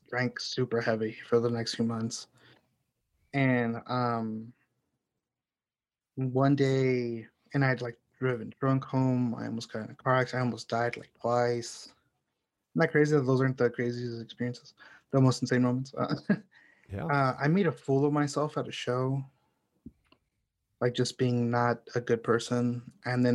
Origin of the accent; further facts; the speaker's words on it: Houston, Texas, United States; moved away as an adult; also born or lived in Chicago; now in Houston, United States; Houston is where I grew up. It's my hometown technically, but I definitely see Chicago as home